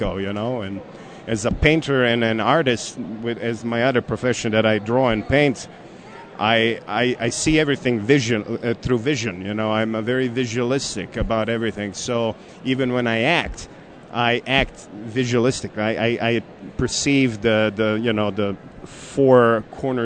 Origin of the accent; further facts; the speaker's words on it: Karlovac, Karlovac County, Croatia; moved away as an adult; now in Colorado, United States; Especially around my hometown of Karlovac.